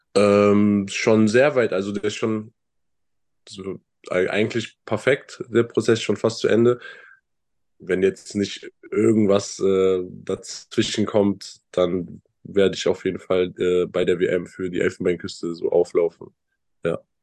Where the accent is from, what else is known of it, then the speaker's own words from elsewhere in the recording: Bonn, North Rhine-Westphalia, Germany; moved away as an adult; also born or lived in Chemnitz; ich bin 19 Jahre dort aufgewachsen, bin dort geboren, habe all meine Freunde da ähm, ist mein Zuhause